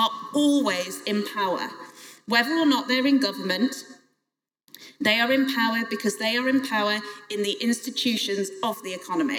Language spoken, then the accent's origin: English; Crewe, North West England, United Kingdom; I was the MP for Crewe and Nantwich, my hometown